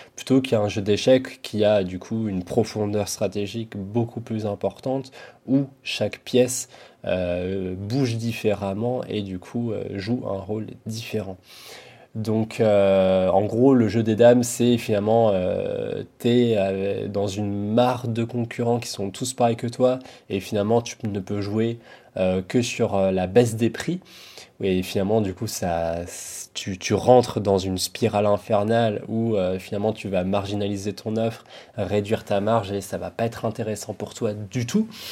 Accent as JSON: {"language": "French", "country": "France", "said": "nous, en tant que Français"}